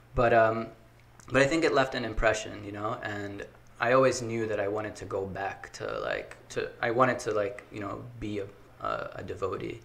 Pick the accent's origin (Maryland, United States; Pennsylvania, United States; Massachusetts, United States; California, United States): Maryland, United States; Baltimore; born okay. and raised in baltimore city